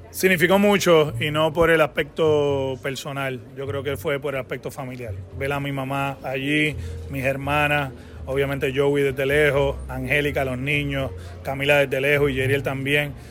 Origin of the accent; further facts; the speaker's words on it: Puerto Rico; soy puertorriqueño, lo digo con mucho orgullo